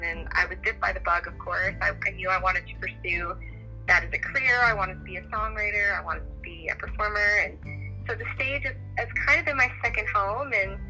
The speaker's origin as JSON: {"language": "English", "region": "Newfoundland and Labrador", "country": "Canada", "tie": "born or raised there", "also_born_or_lived": "Yellowknife, Northwest Territories", "said": "I grew up in Newfoundland. I was actually born in Yellowknife."}